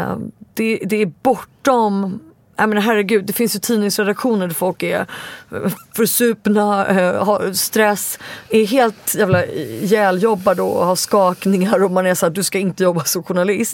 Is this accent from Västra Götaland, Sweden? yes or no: no; Stockholm, Stockholm County, Sweden; Jag är 40 år och bor i Stockholm, där jag är född och uppvuxen